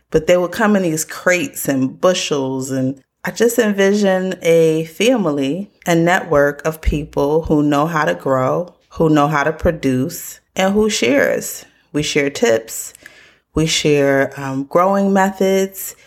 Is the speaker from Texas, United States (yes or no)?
no; Connecticut, United States; I grew up in Connecticut